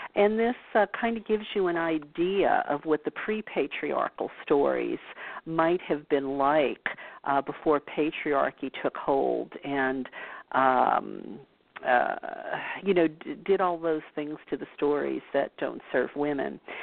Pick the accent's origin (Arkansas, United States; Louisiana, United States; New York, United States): Louisiana, United States; New Orleans; born or raised there